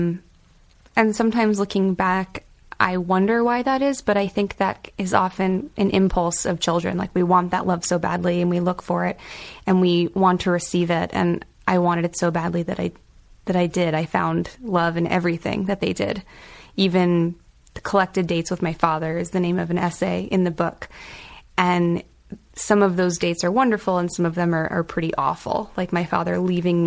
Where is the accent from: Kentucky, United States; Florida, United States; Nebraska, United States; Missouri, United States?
Florida, United States; Boca Raton; also born or lived in Hawaii; now in New York City, United States; Growing up in Boca Raton, Florida, in a very privileged Jewish community